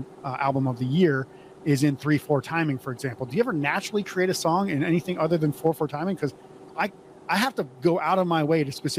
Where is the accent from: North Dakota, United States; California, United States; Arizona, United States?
North Dakota, United States; Montana; I grew up in North Dakota, Montana, and it's very similar